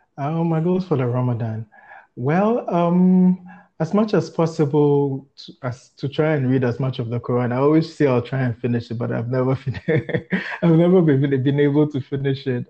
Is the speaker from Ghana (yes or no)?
yes; Ghana; moved away as an adult; now in Gambia; I'm Ghanaian